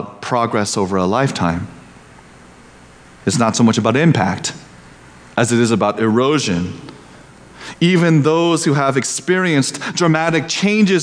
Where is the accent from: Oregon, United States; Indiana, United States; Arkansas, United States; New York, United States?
Indiana, United States; Growing up in Indiana, where the land is flat and the people are unhurried